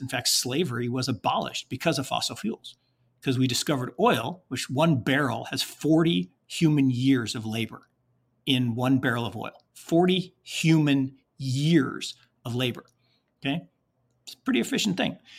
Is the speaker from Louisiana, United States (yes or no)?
no; Seattle, Washington, United States; when I was growing up in Seattle, Washington